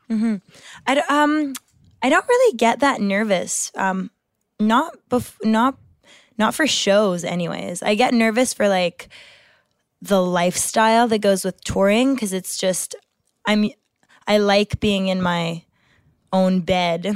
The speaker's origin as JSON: {"language": "English", "region": "Quebec", "country": "Canada", "tie": "born or raised there", "said": "I have a Francophone background and my parents are French, and, and I grew up in Quebec, so my whole education was in French."}